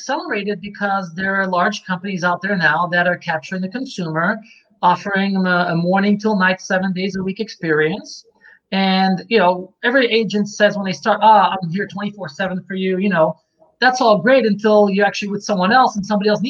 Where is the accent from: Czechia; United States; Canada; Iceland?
Czechia; So I'm from Czechoslovakia.